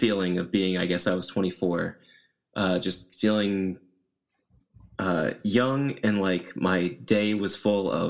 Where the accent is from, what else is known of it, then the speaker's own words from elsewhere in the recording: the Bible Belt, United States; I grew up in the Bible Belt